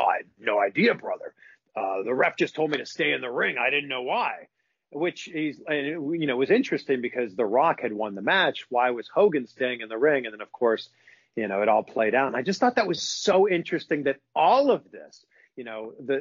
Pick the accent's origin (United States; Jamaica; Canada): Canada; Pickering, Ontario; moved away as an adult; also born or lived in Vancouver; It's like a half hour train ride from my hometown, which is Pickering.